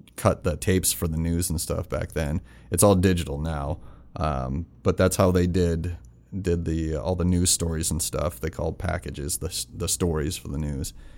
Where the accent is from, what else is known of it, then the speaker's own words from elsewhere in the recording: Rapid City, South Dakota, United States; also born or lived in Florida; I'm from Rapid